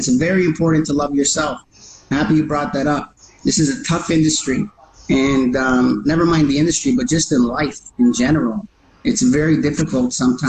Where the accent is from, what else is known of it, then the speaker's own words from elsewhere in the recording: Canada; born there; accent: New York; I was raised by Italian immigrants. So it's funny. I was born in Canada, but I got that little New York accent.